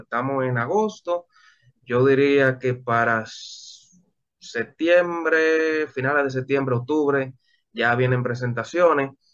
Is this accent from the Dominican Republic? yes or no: yes; Dominican Republic; yo he tenido muchos problemas en mi país.